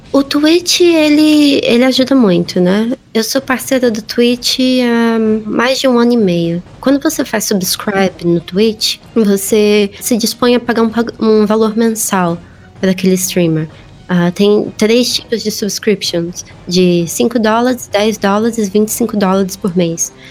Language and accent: Portuguese; Brazil; eu sou brasileira